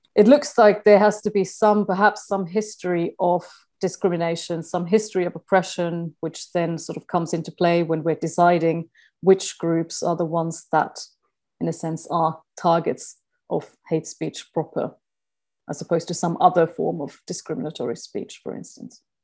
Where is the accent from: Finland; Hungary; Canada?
Finland; moved away; I'm originally from Finland